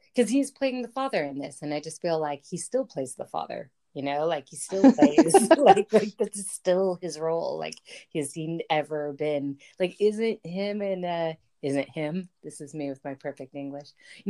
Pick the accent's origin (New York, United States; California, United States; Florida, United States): California, United States; Los Angeles; Sasha and I grew up in Los Angeles, beautiful city of angels.